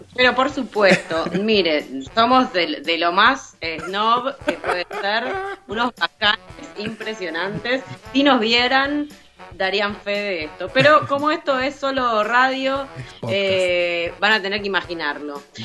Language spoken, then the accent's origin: Spanish; Argentina; como una argentina, chorrillana